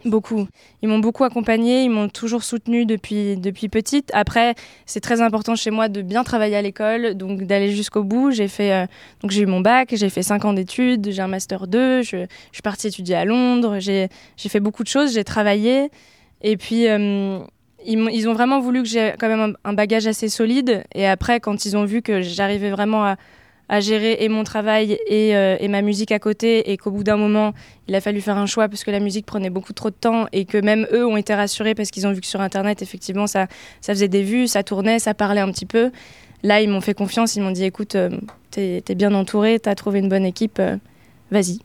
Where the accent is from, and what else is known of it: Oise, Picardy, Hauts-de-France, France; born or raised there; moved away as an adult; now in Paris, France